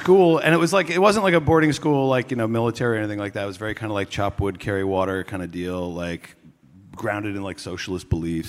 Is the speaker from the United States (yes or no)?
yes; Washington, District of Columbia, United States; moved away; I'm from Washington, D.C.